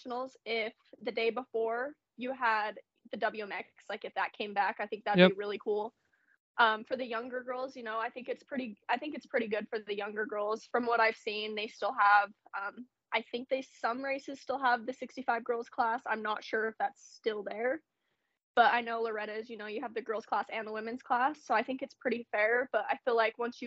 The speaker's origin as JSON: {"language": "English", "town": "Riverton", "country": "United States", "said": "I'm 18. I'm from Riverton."}